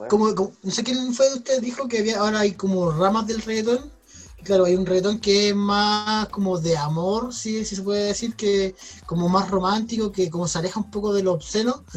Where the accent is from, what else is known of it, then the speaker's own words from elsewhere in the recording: Chile; somos un país latinoamericano, que para el mundo nadie cree que Chile es latinoamericano